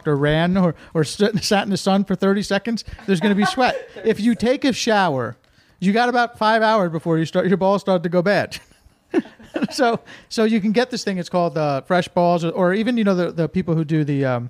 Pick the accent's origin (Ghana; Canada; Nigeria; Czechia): Canada; I'm a Canadian.